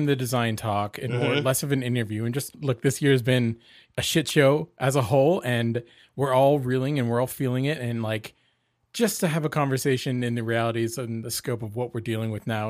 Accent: Portland, Oregon, United States; I'm from Portland, Oregon too.

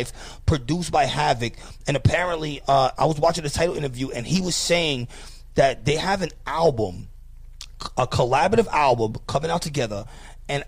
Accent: New York City, New York, United States; I was from the Bronx

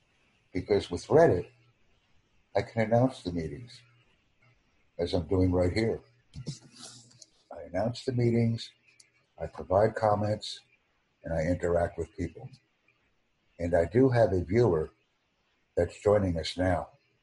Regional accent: United States; I am not a British English speaker. I am from the United States.

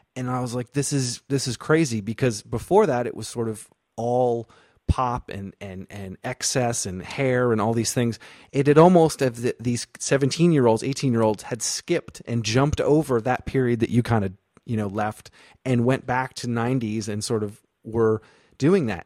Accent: Vermont, United States; moved away; also born or lived in North Carolina; I'm from Vermont originally, but I went to school in North Carolina, and you know, it's like a Northeast kid going to the South.

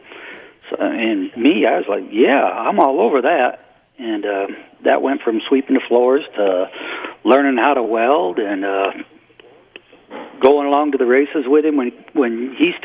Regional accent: Concord, Michigan, United States; moved away; also born or lived in Alabama; I grew up in Concord, Michigan, which is north of y'all a little ways there.

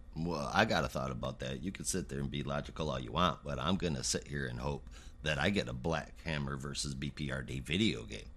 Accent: Michigan, United States; I grew up in Michigan

